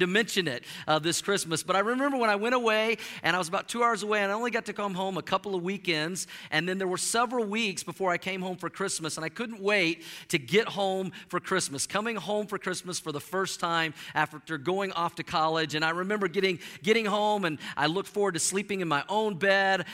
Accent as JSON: {"language": "English", "town": "Tulsa", "region": "Oklahoma", "country": "United States", "tie": "born or raised there", "also_born_or_lived": "Norman, Oklahoma", "said": "I grew up in Tulsa, Oklahoma"}